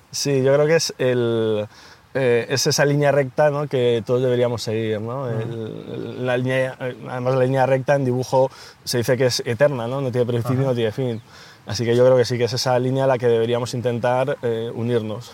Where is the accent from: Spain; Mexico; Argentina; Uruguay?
Spain; Ocaña, Castilla-La Mancha; moved away as an adult; now in Madrid, Spain; mi hermano y yo somos toledanos, eh, de, Ocaña, un pueblo de Toledo